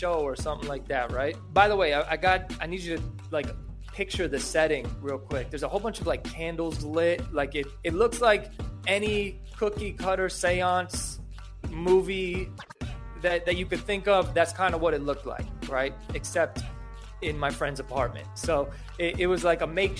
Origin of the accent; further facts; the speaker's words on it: New York, United States; since I was from New York